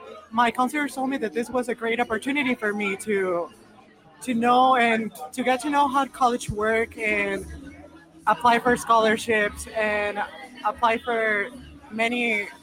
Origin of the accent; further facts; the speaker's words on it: Denver, Colorado, United States; I am from Denver, Colorado. I go to Abraham Lincoln High School.